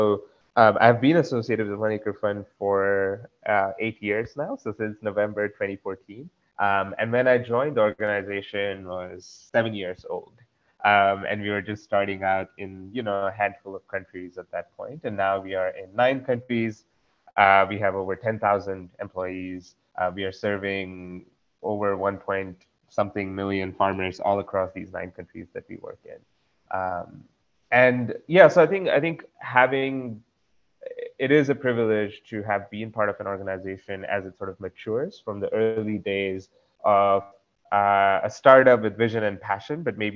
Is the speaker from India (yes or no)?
yes; Dombivli, Maharashtra, India; moved away; also born or lived in Konkan Coast / Sangli / United States; growing up in Dombivali, there were people around me that had a love for nature